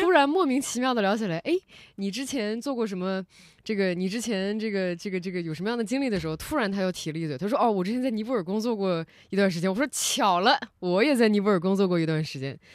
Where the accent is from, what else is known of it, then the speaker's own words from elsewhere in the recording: China; also born or lived in Nepal; 我们是来自中国